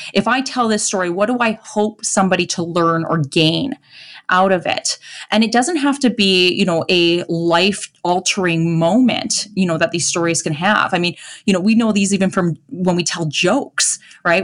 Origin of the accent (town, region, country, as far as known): Edmonton, Alberta, Canada; born or raised there; accent: Canadian